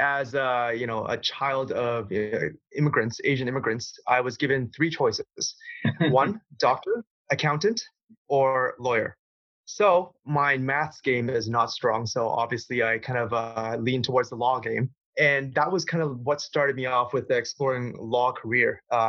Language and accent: English; Toronto, Ontario, Canada; moved away as an adult; also born or lived in Hong Kong; now in Singapore; Originally, I was born in Hong Kong. And I immigrated to Canada when I was around 5 years old. I settled in Toronto in Canada. And so that I'm basically Canadian through and through.